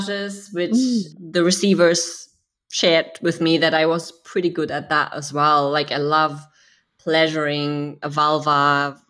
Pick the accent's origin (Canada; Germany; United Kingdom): Germany; I grew up in Germany